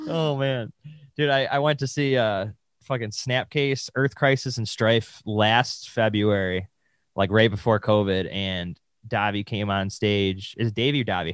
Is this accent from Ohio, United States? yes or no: no; Williamsville, New York, United States; Williamsville over here